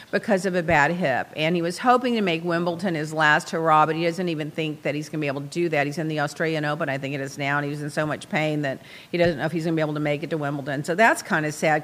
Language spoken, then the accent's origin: English; Texas, United States; I'm from Texas